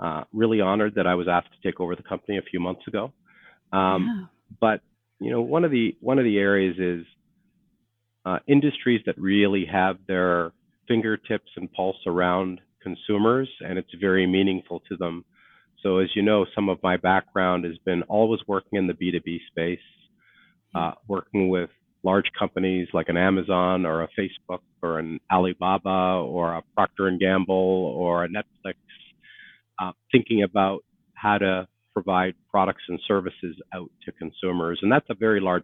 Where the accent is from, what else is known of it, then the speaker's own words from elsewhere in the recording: Canada; moved away as an adult; I am a Canadian.